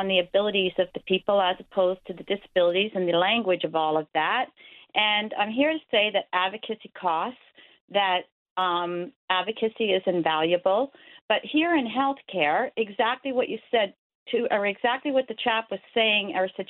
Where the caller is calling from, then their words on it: Roddington, Newfoundland and Labrador, Canada; I'm calling you from Roddington